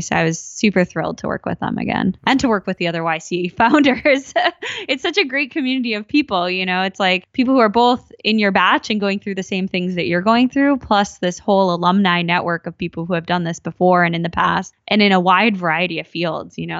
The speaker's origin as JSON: {"language": "English", "region": "Minnesota", "country": "United States", "tie": "born or raised there", "also_born_or_lived": "Silicon Valley", "moved": "yes", "said": "I grew up in, uh, Minnesota."}